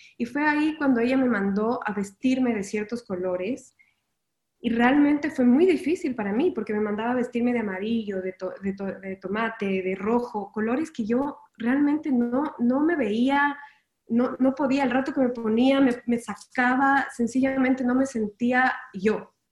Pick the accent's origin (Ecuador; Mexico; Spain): Ecuador; moved away as an adult; now in Miami, United States; me mudé de, Ecuador, yo soy ecuatoriana y me mudé a, Miami